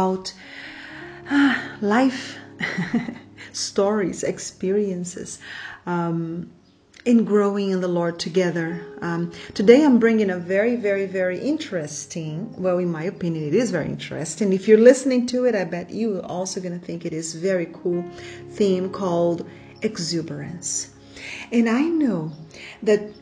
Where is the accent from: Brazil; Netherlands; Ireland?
Brazil; first language Portuguese; English is a second language; I'm Brazilian, Portuguese is my first language